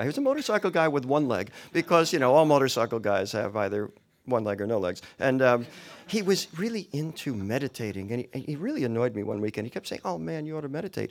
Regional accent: New York, United States; moved away as an adult; also born or lived in Los Angeles; my growing up in New York

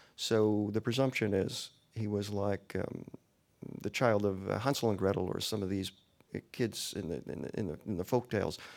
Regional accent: New York, United States; moved away as an adult; also born or lived in Los Angeles; my growing up in New York

